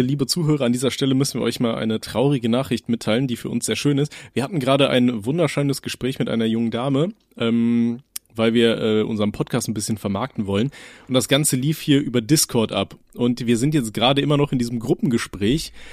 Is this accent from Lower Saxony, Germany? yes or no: no; Aachen, North Rhine-Westphalia, Germany; meine Mom, also wir hatten bei uns in Aachen, haben wir so ein, so ein russisches Lädchen